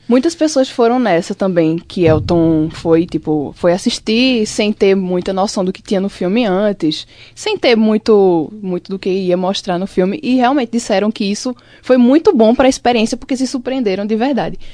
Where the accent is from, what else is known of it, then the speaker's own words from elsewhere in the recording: Limoeiro, Pernambuco, Brazil; now in Caruaru, Brazil; eu lembro muito das coisas de Limoeiro que é a minha cidade natal